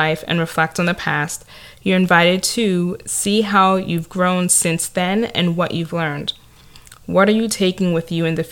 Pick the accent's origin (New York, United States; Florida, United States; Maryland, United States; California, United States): New York, United States; New York City; accent: Staten Island; It could be my Staten Island accent or the fact that I'm Nigerian American